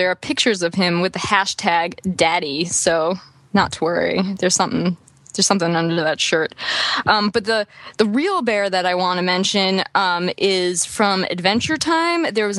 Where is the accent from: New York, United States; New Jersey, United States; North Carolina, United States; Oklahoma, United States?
New York, United States; I grew up in New York.